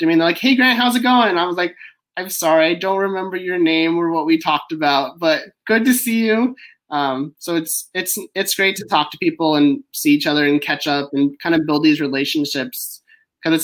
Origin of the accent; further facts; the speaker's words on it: Orange County, Southern California, United States; also born or lived in Bay Area, California; I grew up in Orange County, so Southern California